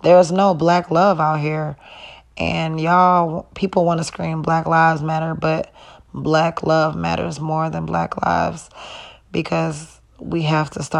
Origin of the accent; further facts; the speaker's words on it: Wisconsin, United States; also born or lived in Illinois; I was born in Illinois, but I was raised in Wisconsin. So Wisconsin is my home